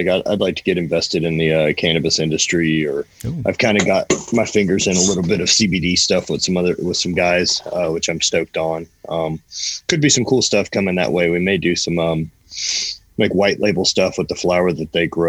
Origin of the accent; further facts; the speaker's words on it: Louisiana, United States; moved away; growing up in Louisiana